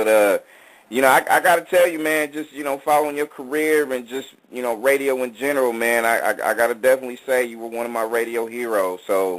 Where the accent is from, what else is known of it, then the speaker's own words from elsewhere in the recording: California, United States; born and raised in the Bay.